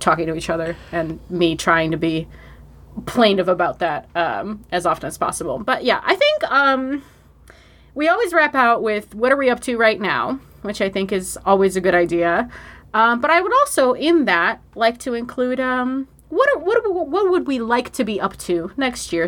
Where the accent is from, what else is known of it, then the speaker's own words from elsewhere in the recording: Buffalo, New York, United States; here in my hometown of Buffalo, New York